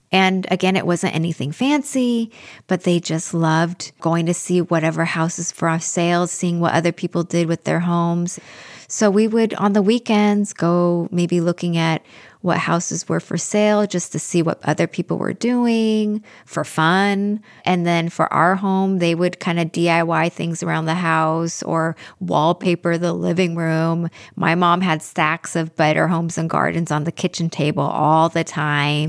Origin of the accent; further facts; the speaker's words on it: Pacific Northwest, United States; I'm from the Pacific Northwest, which has a very big Scandinavian community